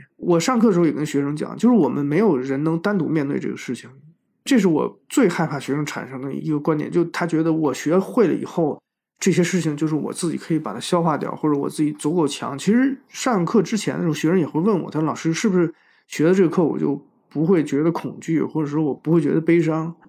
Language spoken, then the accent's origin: Chinese; China; 我们中国人通常这样认为，就是说这不是你这个年龄应该思考的事情。